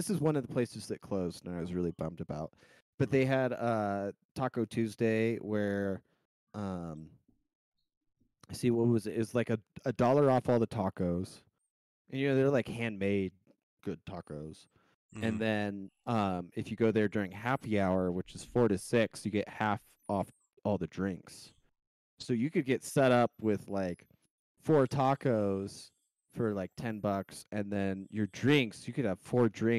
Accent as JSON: {"language": "English", "region": "Colorado", "country": "United States", "tie": "born or raised there", "said": "Growing up in Colorado"}